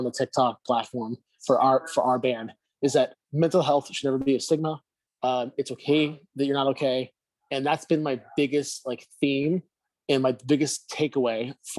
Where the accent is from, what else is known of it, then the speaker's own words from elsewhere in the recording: Miami, Florida, United States; Whereas in Miami, it's like when growing up in Miami, you see a celebrity of any kind, there's like people trying to take selfies